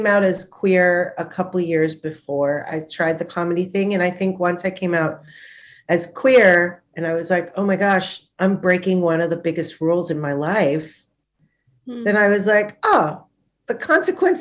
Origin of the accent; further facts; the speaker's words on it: Thailand; also born or lived in Punjab; now in Melbourne, Australia; My family's Punjabi, but I grew up in Thailand